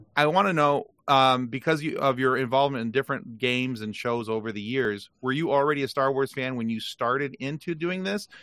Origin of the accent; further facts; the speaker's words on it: Lansing, Michigan, United States; I was born in Lansing, Michigan